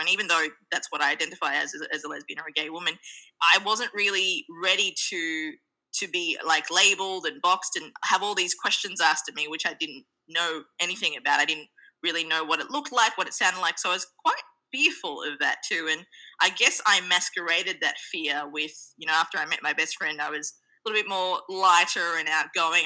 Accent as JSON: {"language": "English", "country": "Australia", "tie": "born or raised there", "also_born_or_lived": "Sri Lanka", "moved": "yes", "lives_now": "New York City, United States", "said": "born in Sri Lanka, we my family migrated to the land down under, Australia, when I was two. Hence my very cute accent"}